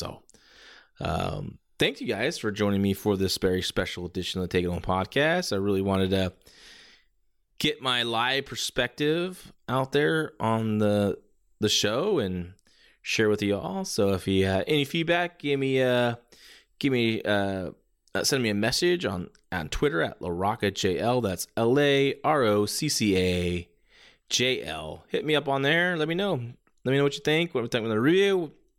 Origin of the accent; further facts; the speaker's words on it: Dallas, Texas, United States; the United States in Dallas. I thought, okay, now is my chance. I missed it. And then boom, right in my hometown, I got Tanahashi and Okada for the IWGP Championship in the main event.